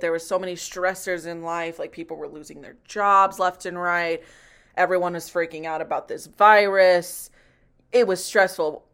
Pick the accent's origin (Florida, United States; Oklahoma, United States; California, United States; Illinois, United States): Illinois, United States; Chicago; I'm also from Chicago